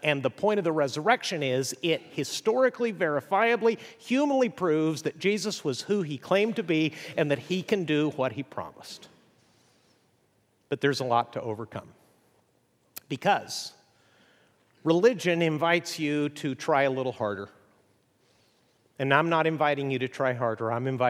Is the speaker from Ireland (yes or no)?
no; Chihuahua, Mexico; I grew up in northern Mexico. My parents were missionaries. I grew up in Chihuahua, which is unfortunately where the dog comes from, I'm told.